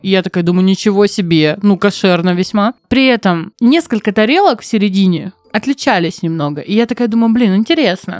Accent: Novorossiysk, Krasnodar Krai, Russia; я из Новороссийска

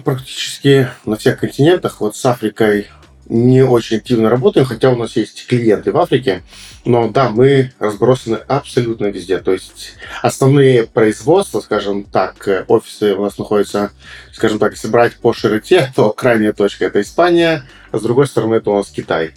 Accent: Moldova; я, допустим, как молдаванин, э, с самым большим трудом веду дела в Молдавии

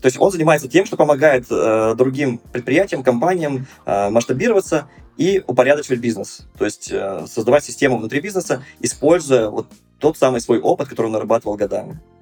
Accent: Perm, Perm Krai, Russia; also born or lived in Moscow; у себя в родном городе Пермь, э, вернувшись после Москвы

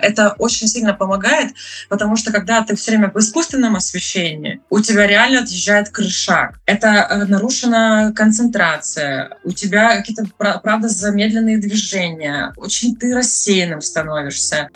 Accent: Krasnodar Krai, Russia; moved away as an adult; now in Trondheim, Norway; Я с Кубани.

